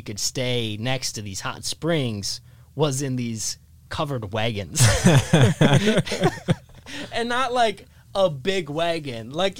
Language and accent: English; Faith, South Dakota, United States; Faith, my hometown, like we were, I think we were only like 5 or 10 miles away from the edge of the reservation.